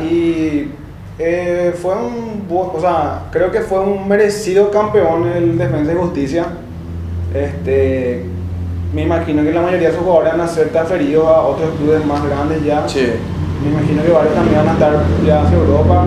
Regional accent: Paraguay; Como buen paraguayo

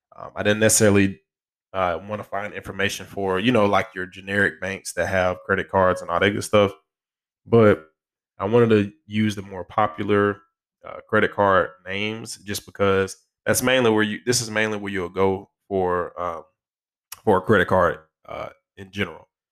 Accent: Alabama, United States; my home state

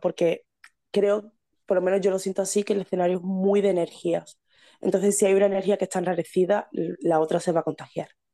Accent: Seville, Andalusia, Spain; soy de Sevilla

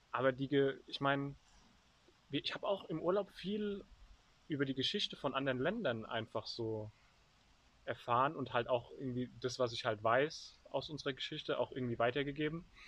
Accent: Germany; als Deutscher

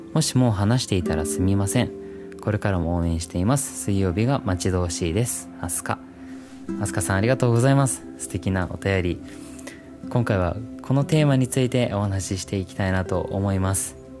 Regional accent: Christchurch, Canterbury, New Zealand; moved away as an adult; now in Japan; 僕実は自然豊かなニュージーランドという国で生まれ育って

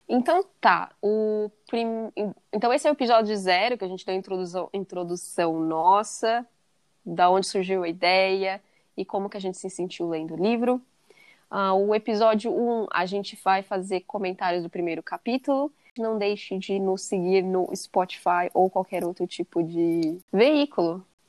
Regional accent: São Paulo, Brazil; moved away as an adult; also born or lived in England; now in Nebraska, United States; Eu nasci em São Paulo, morei em São Paulo minha vida toda, até 2016

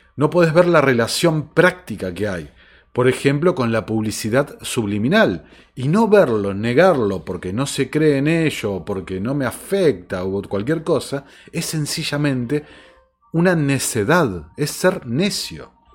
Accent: Argentina; en países como el mío, como la Argentina

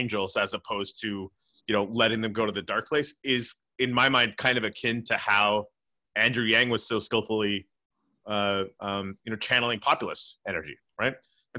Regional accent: Canada; but that's cool, I'm Canadian.

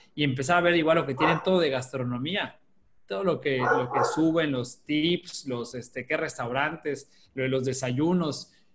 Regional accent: Yucatán, Mexico; soy yucateco

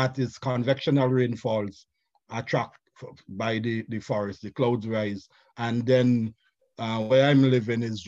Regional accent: St. Vincent & Grenadines; I'm from St. Vincent and the Grenadines

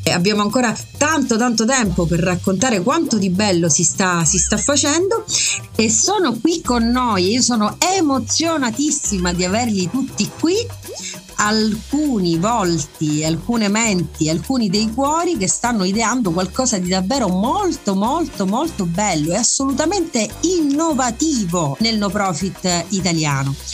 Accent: Messina, Sicily, Italy; sono messinese

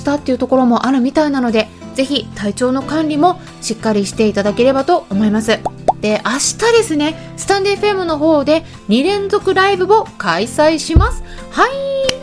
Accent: Sapporo, Hokkaido, Japan; now in United Kingdom; 北海道の札幌生まれなんですけれども

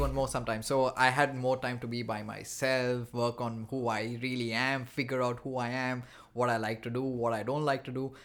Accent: India; moved away as an adult; now in Montreal, Canada; I'm from India

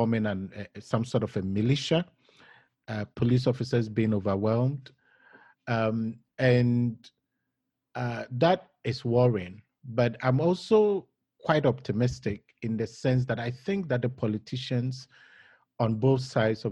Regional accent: Ghana; as a Ghanaian

